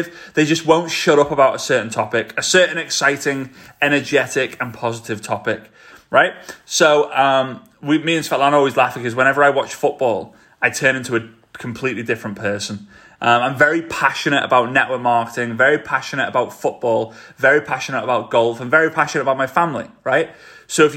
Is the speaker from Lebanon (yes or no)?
no; Liverpool, North West England, United Kingdom; accent: Scouse; they haven't grown up in Liverpool like I did